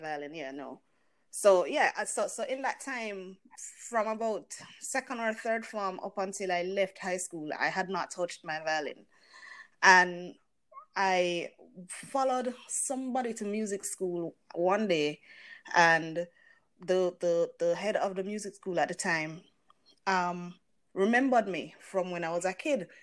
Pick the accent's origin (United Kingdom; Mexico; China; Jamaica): Jamaica; I am a Jamaican musician.